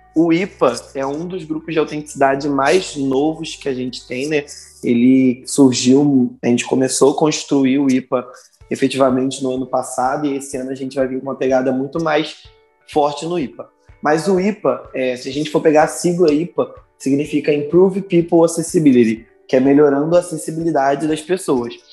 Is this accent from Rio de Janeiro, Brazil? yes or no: yes; Rio de Janeiro, Brazil; eu sou nascido aqui no Rio de Janeiro, na zona oeste do Rio.